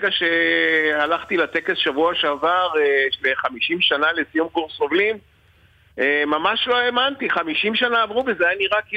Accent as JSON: {"language": "Hebrew", "country": "Israel", "said": "אני כותב את השם שלי בעברית, אני לא כותב בלועזית, אני ישראלי, יהודי בארץ ישראל."}